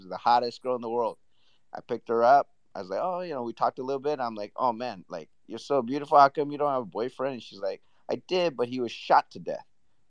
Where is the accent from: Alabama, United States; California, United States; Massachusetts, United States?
California, United States; Southern; I'm from Southern California.